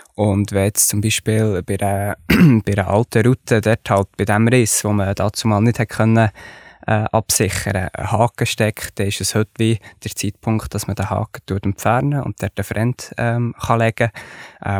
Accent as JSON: {"language": "German", "country": "Switzerland", "tie": "born or raised there", "said": "die Wendestöcke, das ist für mich, ja, das ist meine Heimat, oder? Von dort komme ich, dort, äh, äh, hat meine Familie geklettert"}